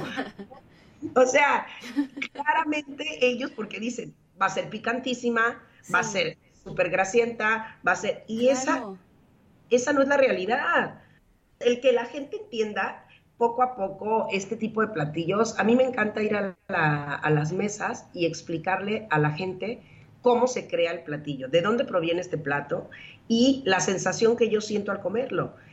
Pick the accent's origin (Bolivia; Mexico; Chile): Mexico; moved away as an adult; also born or lived in Spain / Mexico City; now in Turin, Italy; mi país